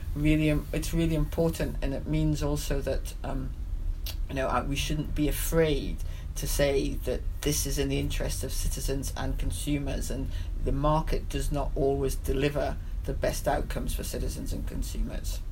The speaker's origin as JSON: {"language": "English", "town": "Newcastle upon Tyne", "region": "North East England", "country": "United Kingdom", "said": "I speak as a as a Geordie"}